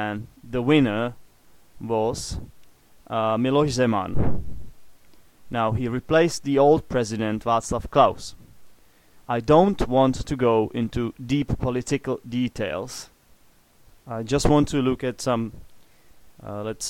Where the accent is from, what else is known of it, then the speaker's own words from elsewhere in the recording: Czechia; English is a second language; I'm an atheist, which is something typical for the Czech Republic